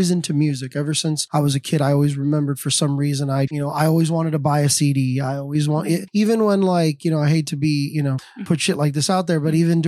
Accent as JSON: {"language": "English", "town": "Miami", "region": "Florida", "country": "United States", "tie": "born or raised there", "said": "I'm born here in Miami. Born and raised 305"}